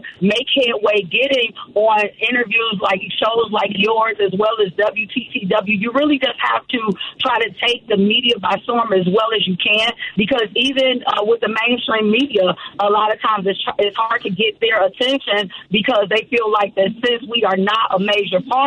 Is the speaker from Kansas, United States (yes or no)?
no; Chicago, Illinois, United States; Born and raised on the south side of Chicago